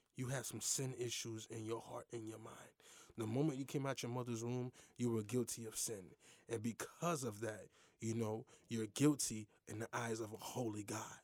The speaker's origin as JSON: {"language": "English", "town": "Lake Worth", "region": "Florida", "country": "United States", "tie": "born or raised there", "said": "we grew up in the same neck of the woods, Lake Worth, you dig what I'm saying? I'm from Lake Worth"}